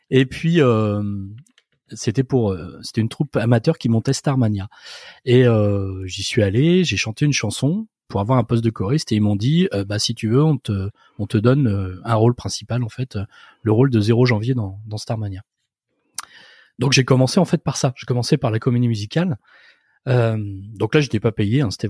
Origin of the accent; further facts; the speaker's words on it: Nantes, Pays de la Loire, France; En fait, à l'école vétérinaire de Nantes, parce que je suis issu de Nantes